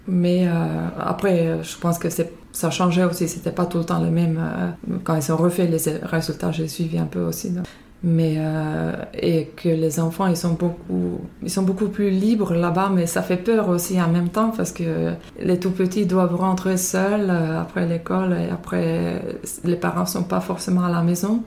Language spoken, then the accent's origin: French; Finland; French is a second language; moved away as an adult; now in France; Je viens de Finlande, euh, là j'habite depuis 16 ans en France